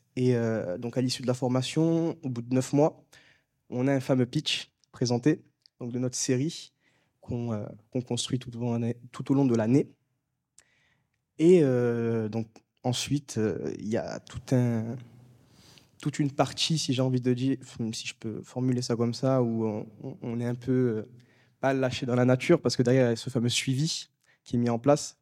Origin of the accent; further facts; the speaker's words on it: Marseille, Provence-Alpes-Côte d'Azur, France; moved away as an adult; now in Paris, France; je suis originaire de Marseille à la base. Je suis monté